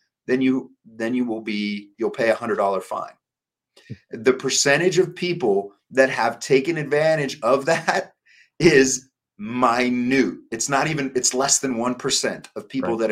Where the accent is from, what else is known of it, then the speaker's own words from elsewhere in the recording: Oregon, United States; I was born in Oregon. I still have family and relatives in Oregon